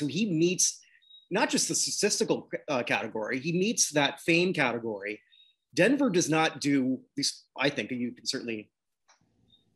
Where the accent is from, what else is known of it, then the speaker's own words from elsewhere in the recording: Toronto, Ontario, Canada; I grew up in Toronto.